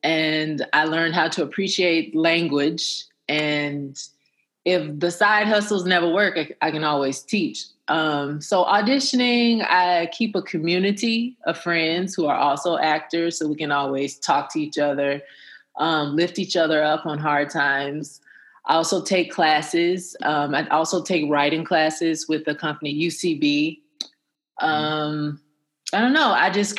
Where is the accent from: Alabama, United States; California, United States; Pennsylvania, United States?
Alabama, United States; Huntsville; I come from Huntsville, Alabama.